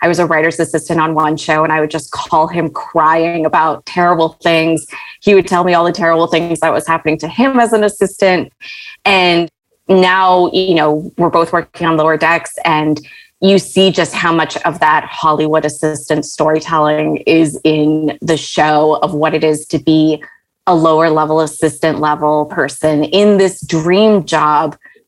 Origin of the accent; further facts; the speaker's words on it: Riyadh, Riyadh Province, Saudi Arabia; also born or lived in Malaysia; And I was born in Malaysia and we moved to Saudi Arabia in Riyadh, small compound, no television.